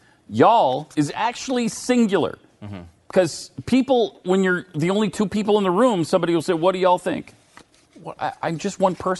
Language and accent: English; Montana, United States; moved away; also born or lived in Utah; I grew up with pop. However, I moved away from Montana and wound up in Utah